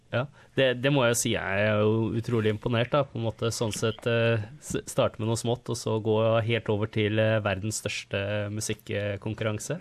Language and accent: Norwegian; Norway; now in Australia